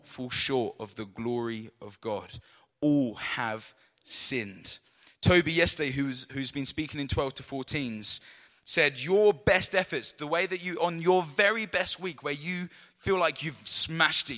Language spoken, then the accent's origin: English; London, United Kingdom; I was born in London